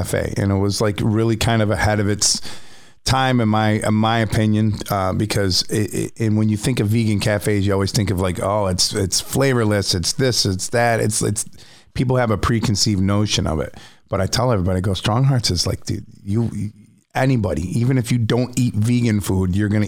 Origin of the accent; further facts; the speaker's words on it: Central Square, New York, United States; my hometown of Central Square